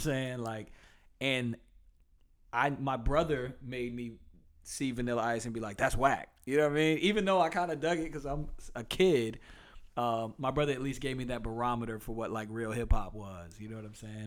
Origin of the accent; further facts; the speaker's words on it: Durham, North Carolina, United States; I was the first of their children to be born in Durham